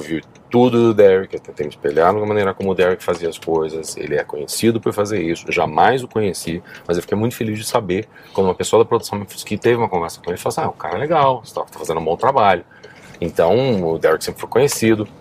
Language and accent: Portuguese; Curitiba, Paraná, Brazil; moved away; also born or lived in Netherlands; Eu sou de Curitiba